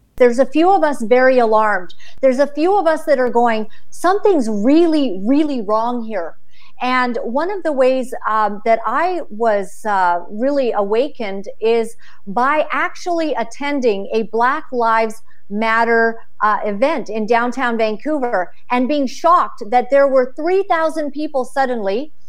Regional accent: Uganda; moved away; i was born in uganda

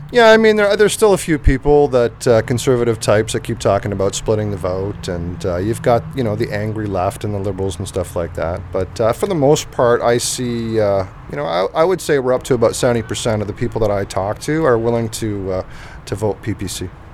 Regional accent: Canada; growing up in Canada

